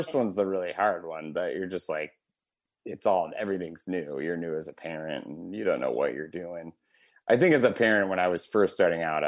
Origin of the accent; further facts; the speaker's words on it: Wisconsin, United States; I'm from Wisconsin